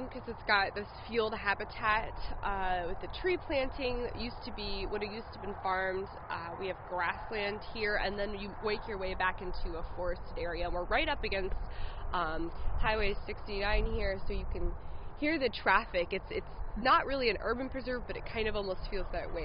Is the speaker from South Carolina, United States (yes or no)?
no; Indiana, United States; also born or lived in New Mexico / Pennsylvania; I was born in New Mexico and I lived in Pennsylvania, and I spent actually most of my childhood and growing up in Indiana